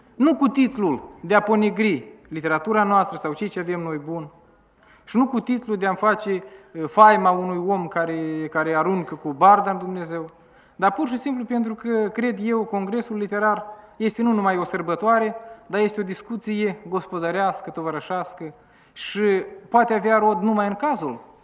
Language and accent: Romanian; Chișinău, Moldova; aici la noi la Chișinău